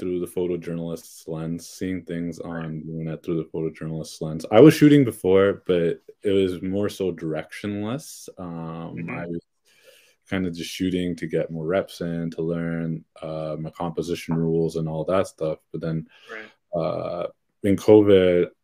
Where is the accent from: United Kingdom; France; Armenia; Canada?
Canada; Brampton, Ontario; I'm actually also from Brampton.